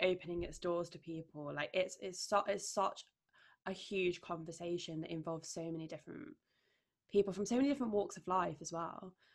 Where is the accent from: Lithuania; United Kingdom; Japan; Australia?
United Kingdom; Derbyshire, East Midlands; now in London, United Kingdom; my hometown in Derbyshire